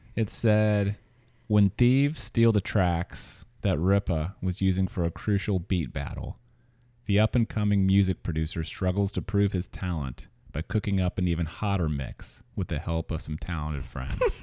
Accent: Missouri, United States; moved away as an adult; also born or lived in Louisiana; now in San Francisco, United States; I grew up in Missouri

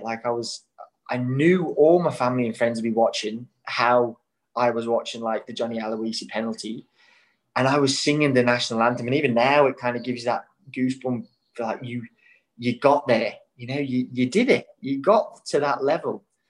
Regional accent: Australia; And obviously growing up in Australia, you got your, hey, girl, mate, you all right?

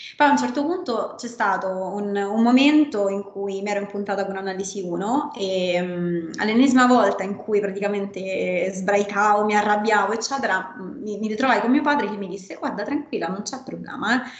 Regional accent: Rome, Lazio, Italy; sono italiana, sono nata, di, sono nata, a Roma e ho studiato anche a Roma la Sapienza

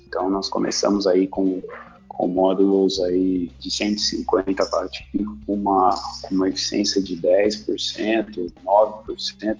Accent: São Caetano do Sul, São Paulo, Brazil; also born or lived in Santo André; Eu nasci em São Caetano

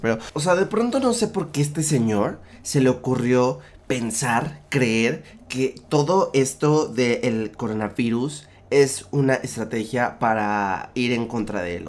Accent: Mexico

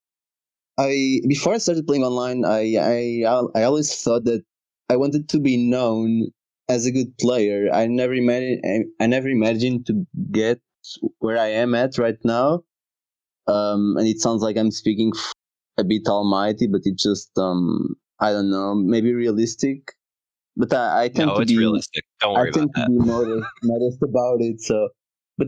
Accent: Portugal; I'm from Portugal, and I'm 23 at the moment

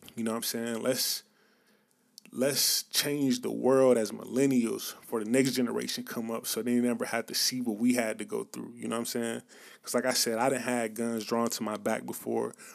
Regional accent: Atlanta, Georgia, United States; growing up in the South, growing up in Atlanta, on the outskirts of Atlanta

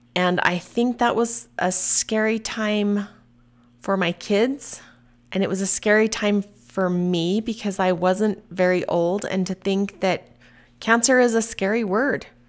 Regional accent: Mapleton, Utah, United States; also born or lived in Salt Lake County, Utah; I was born and raised in Mapleton, Utah

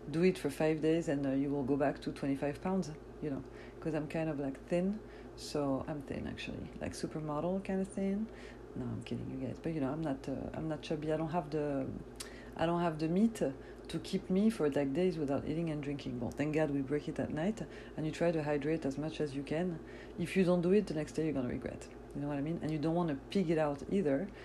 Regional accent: France; born there; As you know, yes, I was born in France, but my parents are Algerian from North Africa, so we fast, you know, Muslim people.

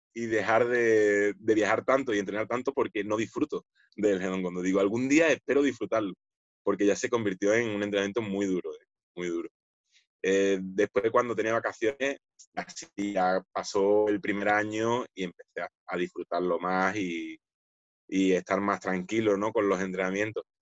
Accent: Spain; also born or lived in Seville; somos los dos primeros españoles quintos danes eh, aquí, en mi país

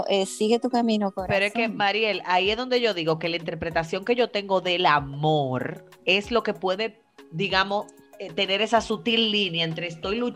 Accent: Dominican Republic; Yo soy más, dominicana

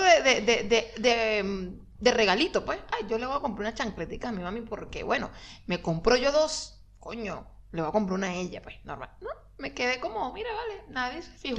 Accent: Maracay, Aragua, Venezuela; moved away; nosotros no somos de Caracas, fuimos a Maracay

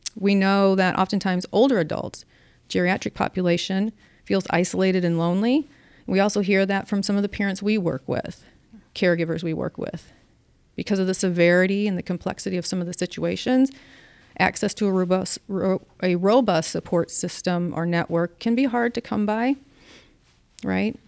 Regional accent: St. Louis, Missouri, United States; I grew up in South Saint Louis and every neighbor knew what all of us kids were doing at all times

